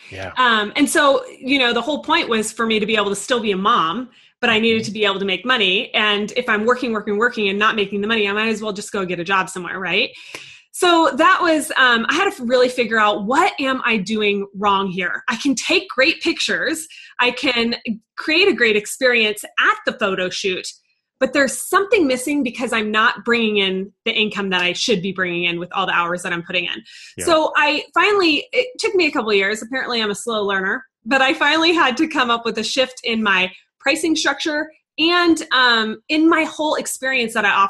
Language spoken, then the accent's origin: English; San Antonio, Texas, United States; now in Denver, United States; So I um, came from San Antonio. I'm in Denver now, but my photography journey started in San Antonio.